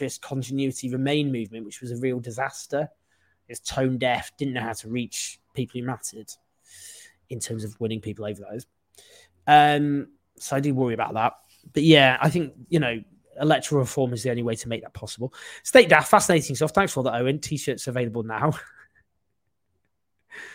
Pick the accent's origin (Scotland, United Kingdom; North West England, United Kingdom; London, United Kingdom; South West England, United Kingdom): North West England, United Kingdom; Stockport; I grew up in Stockport, so as a Mancunian